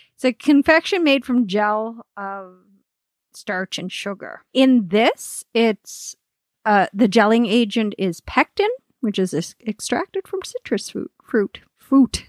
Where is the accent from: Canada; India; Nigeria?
Canada; Nova Scotia; now in Alberta, Canada; I'm from Nova Scotia